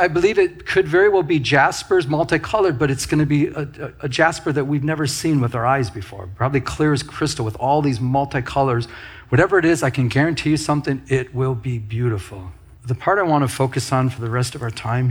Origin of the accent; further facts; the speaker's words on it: Michigan, United States; moved away; I'm from Michigan